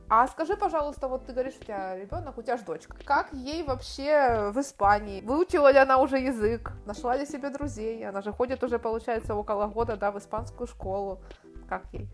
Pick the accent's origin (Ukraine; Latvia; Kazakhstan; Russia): Ukraine; Kharkiv, Kharkiv Oblast; moved away as an adult; also born or lived in Istanbul, Turkey; now in Spain; Я из Харькова, у нас нет большой воды